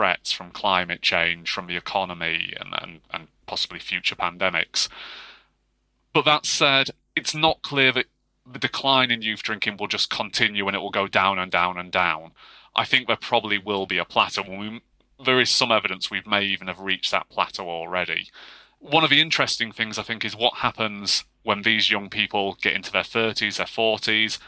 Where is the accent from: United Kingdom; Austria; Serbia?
United Kingdom; Yorkshire and the Humber; I grew up in Yorkshire as well.